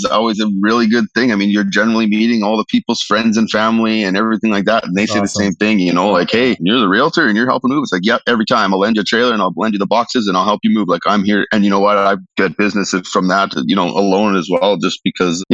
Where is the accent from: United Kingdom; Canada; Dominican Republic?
Canada; Regina, Saskatchewan; I was born and raised here in Regina, so I've been here my entire